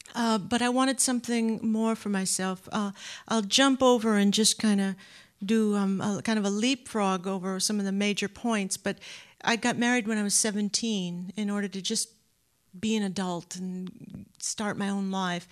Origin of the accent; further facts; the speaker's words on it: Anaheim, California, United States; now in Boston, United States; Southern California, Anaheim, California